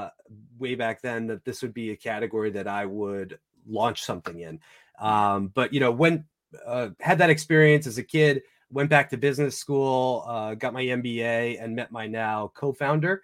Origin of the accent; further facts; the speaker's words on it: New York, United States; I grew up in New York in a little coastal beach community, sort of like the Hamptons, but not quite as fancy